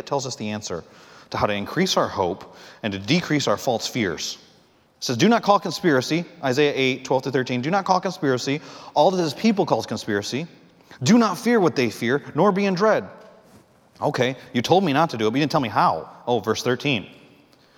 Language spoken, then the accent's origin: English; Michigan, United States; now in North Carolina, United States; I'm from Michigan.